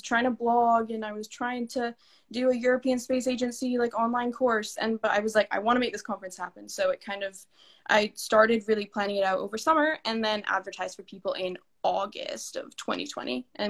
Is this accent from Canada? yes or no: yes; Canada; also born or lived in Scotland / Italy; I would describe myself as I'm a proud Canadian, but also part-time Scot and Italian. So you'll hear my accent kind of change.